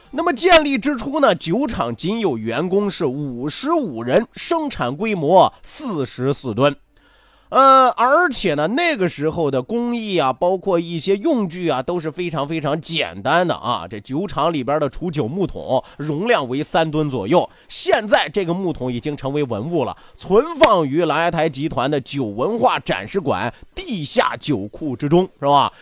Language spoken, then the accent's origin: Chinese; Shandong, China; 山东孔子早就暴露了咱们山东人愿意说倒装句的习惯了